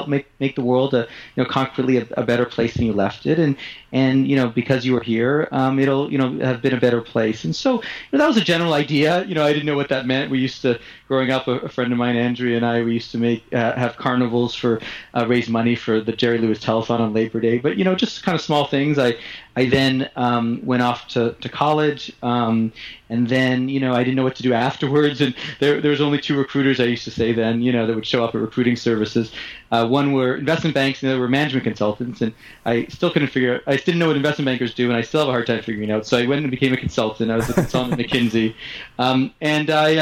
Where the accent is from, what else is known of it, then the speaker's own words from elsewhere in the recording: Montreal, Quebec, Canada; I grew up in Montreal